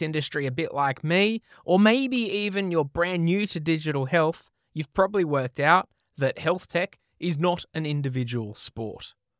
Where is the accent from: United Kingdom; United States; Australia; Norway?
Australia; accent: Australian; Siri still doesn't cope too well with my poor Australian accent